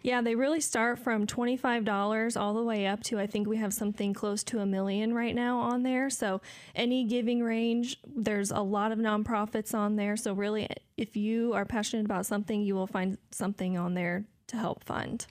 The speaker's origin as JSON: {"language": "English", "town": "Decatur", "region": "Illinois", "country": "United States", "tie": "born or raised there", "said": "I'm from here in Decatur"}